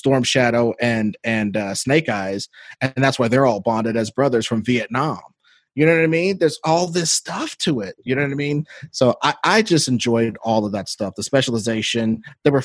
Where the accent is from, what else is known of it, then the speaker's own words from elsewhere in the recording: Missouri, United States; I grew up in Missouri where we actually had snow.